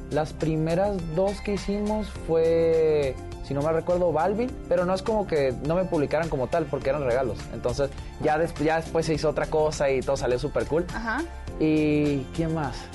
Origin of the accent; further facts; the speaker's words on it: Tijuana, Baja California, Mexico; De Tijuana.